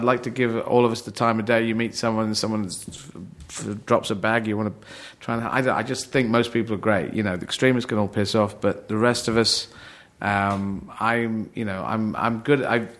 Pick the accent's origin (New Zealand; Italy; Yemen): Yemen; Aden; born there; And I was born in Yemen. I was born in Aden in Yemen, and they have a very tough time there.